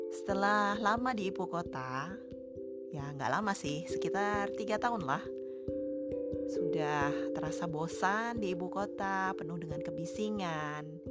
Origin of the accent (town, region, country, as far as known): Indonesia; moved away as an adult; also born or lived in Jakarta / Kalimantan; now in Sweden